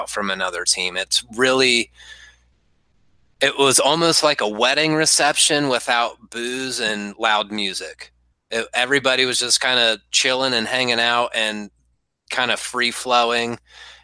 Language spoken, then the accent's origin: English; Marietta, Ohio, United States; my hometown's Marietta, Ohio